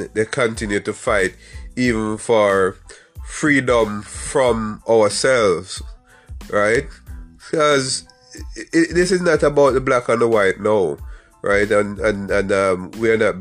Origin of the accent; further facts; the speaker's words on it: Jamaica; I am from Jamaica